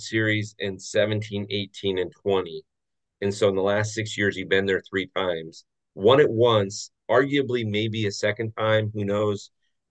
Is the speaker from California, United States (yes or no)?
yes; Orange County, California, United States; I grew up in Orange County